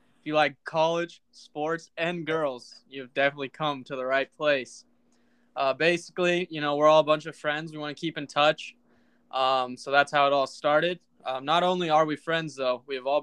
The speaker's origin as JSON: {"language": "English", "region": "Colorado", "country": "United States", "moved": "yes", "lives_now": "Naples, United States", "said": "I am from Colorado."}